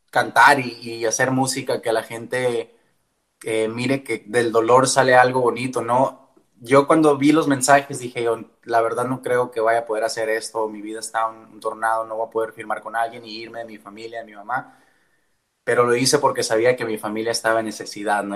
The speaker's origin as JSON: {"language": "Spanish", "town": "Tucson", "region": "Arizona", "country": "United States", "tie": "born or raised there", "first_language": "Spanish", "said": "yo soy originario de Tucson, Arizona"}